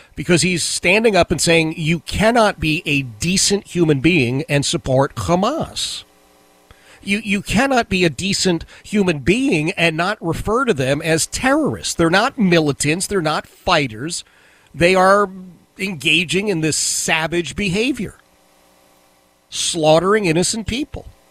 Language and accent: English; Philadelphia, Pennsylvania, United States; growing up in Philadelphia.